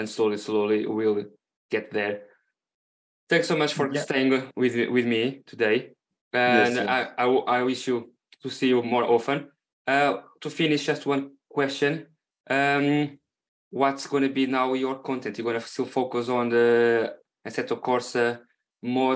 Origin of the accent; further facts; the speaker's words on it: Portugal; first language Portuguese; English is a second language; now in United Kingdom; I'm currently based on UK, but I'm from Portugal